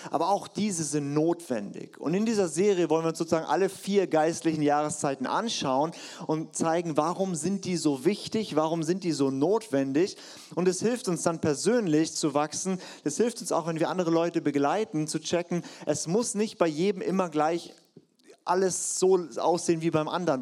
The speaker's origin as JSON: {"language": "German", "area": "Black Forest", "region": "Baden-Württemberg", "country": "Germany", "said": "bei uns im Schwarzwald"}